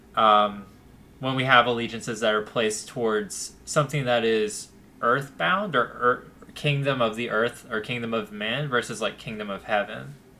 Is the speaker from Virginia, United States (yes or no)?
no; Youngsville, North Carolina, United States; I grew up in Youngsville, North Carolina